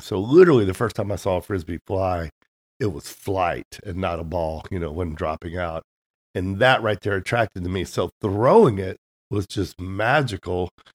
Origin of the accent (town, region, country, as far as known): Tennessee, United States; born or raised there; moved away as an adult; also born or lived in San Diego, California; now in Nashville, United States